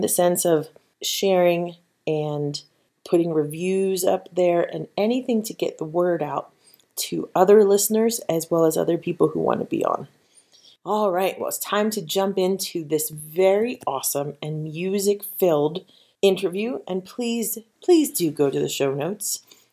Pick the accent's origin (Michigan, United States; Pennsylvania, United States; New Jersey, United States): New Jersey, United States; I was from South Jersey.